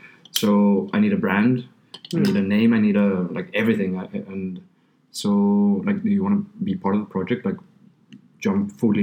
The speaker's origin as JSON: {"language": "English", "country": "Mexico", "also_born_or_lived": "Finland", "moved": "yes", "lives_now": "Stockholm, Sweden", "said": "I am from Mexico. I'm Mexican, and I'm a Swede as well now because I've been here for over 10 years in Stockholm."}